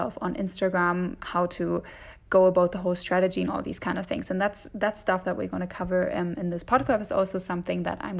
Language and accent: English; Germany; accent: German; English is a second language; moved away as an adult; also born or lived in Dublin, Ireland; I'm originally from Germany, as you can probably hear from my accent